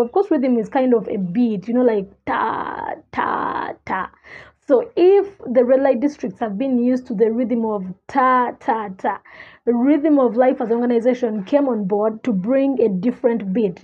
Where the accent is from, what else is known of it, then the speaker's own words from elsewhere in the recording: Kampala, Central Region, Uganda; I grew up in Kabalagala, the biggest red light district in Uganda.